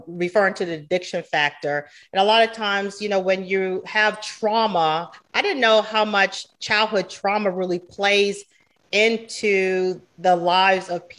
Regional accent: Georgetown, South Carolina, United States; moved away as an adult; now in Charlotte, United States; I'm from Georgetown, South Carolina. So it's a very small town

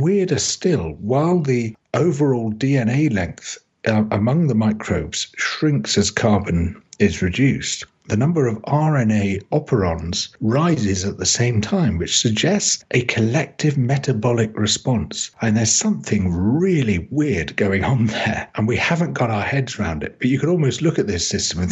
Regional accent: United Kingdom; I came from the United Kingdom

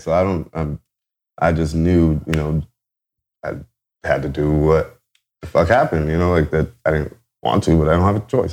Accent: Garden Grove, California, United States; also born or lived in Anaheim, California; I was uh, born in Anaheim, California. I'm from Orange County, a uh, little bit uh, south of LA. Um, uh, grew up in Garden Grove, whole life.

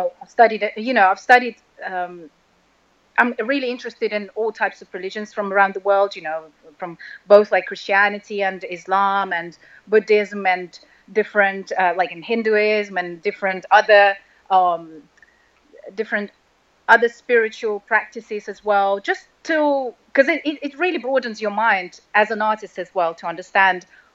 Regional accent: Russia; moved away; I was born and raised in Russia

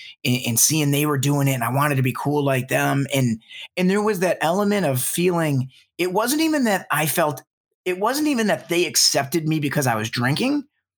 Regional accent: Detroit, Michigan, United States; So, you know, as I had kind of mentioned, I grew up in Metro Detroit

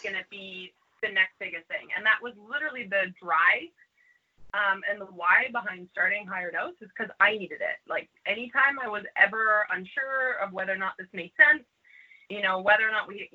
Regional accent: Canada; now in New York, United States; I'm originally from Canada

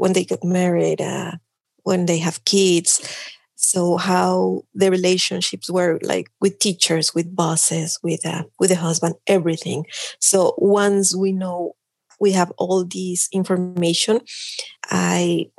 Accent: Mexico City, Mexico; English is a second language; moved away as an adult; also born or lived in Tlaxcala; now in Canada; I'm from Mexico. I was born in Mexico City and I grew up there

